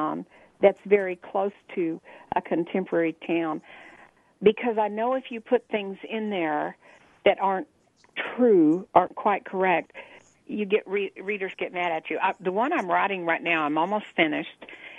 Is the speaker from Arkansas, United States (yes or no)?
yes; Arkansas, United States; moved away; And I came from Arkansas